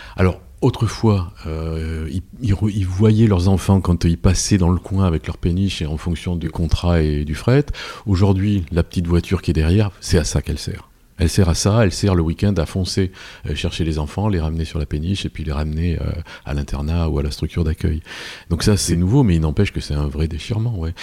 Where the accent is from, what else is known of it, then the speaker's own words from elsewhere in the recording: Paris, Île-de-France, France; je suis parisien